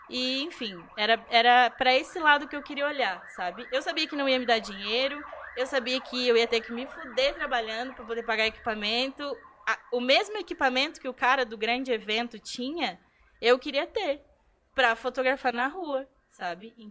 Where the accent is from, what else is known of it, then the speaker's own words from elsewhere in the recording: São Borja, Rio Grande do Sul, Brazil; Ah, São Borja fica no, no oeste do Rio Grande do Sul. É o interior interiorzaço. É, é na fronteira com a Argentina.